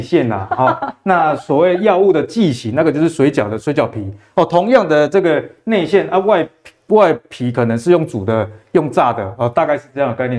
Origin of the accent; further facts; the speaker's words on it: Taiwan; 我们台湾人